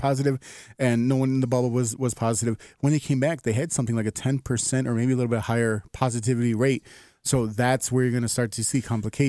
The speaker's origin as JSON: {"language": "English", "town": "Chicago", "region": "Illinois", "country": "United States", "said": "as a Chicagoan"}